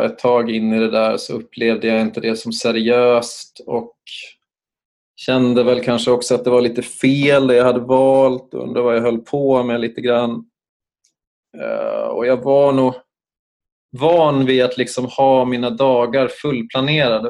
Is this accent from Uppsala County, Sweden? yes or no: yes; Uppsala, Uppsala County, Sweden; moved away as an adult; also born or lived in Stockholm; jag kom ju från Uppsala så att jag bestämde mig till slut för att inte återvända till Uppsala